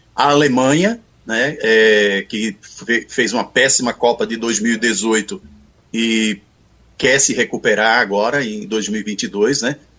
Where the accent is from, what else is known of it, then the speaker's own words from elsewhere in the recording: Pernambuco, Brazil; now in Brasília, Brazil; como pernambucano que sou